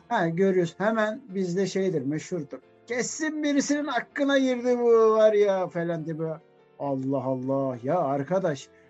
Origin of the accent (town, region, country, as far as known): Turkey